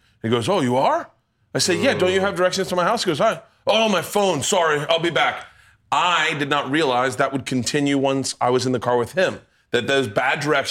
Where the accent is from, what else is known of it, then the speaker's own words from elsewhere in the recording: Florida, United States; I grew up in Florida